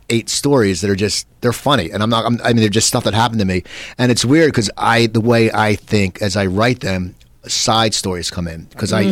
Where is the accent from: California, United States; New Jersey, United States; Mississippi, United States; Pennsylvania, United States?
New Jersey, United States; Cherry Hill; my home base, South Jersey. I'm from Cherry Hill